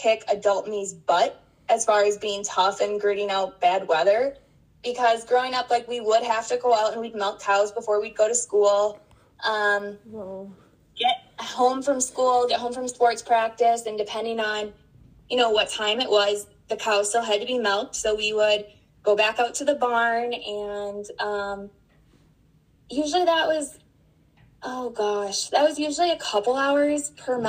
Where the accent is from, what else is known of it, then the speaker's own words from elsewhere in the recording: Spring Valley, Wisconsin, United States; moved away; I'm from Spring Valley, Wisconsin originally.